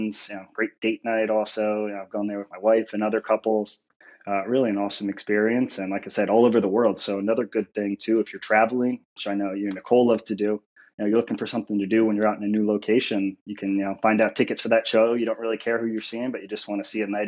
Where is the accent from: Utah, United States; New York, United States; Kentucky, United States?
New York, United States; Buffalo; moved away as an adult; also born or lived in Philadelphia / Penn State; born and raised in Buffalo, New York